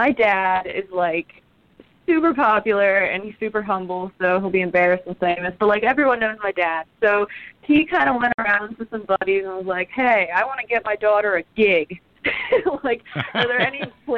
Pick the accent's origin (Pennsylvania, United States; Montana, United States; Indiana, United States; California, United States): Pennsylvania, United States; Douglassville; I'm from Pennsylvania